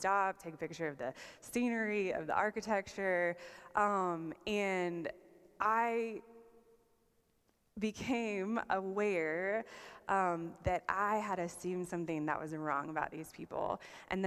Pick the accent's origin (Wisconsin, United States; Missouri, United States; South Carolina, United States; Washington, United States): South Carolina, United States; accent: Southern; moved away as an adult; also born or lived in Canada / England / Hong Kong; I'm from South Carolina, home of the Clemson Tigers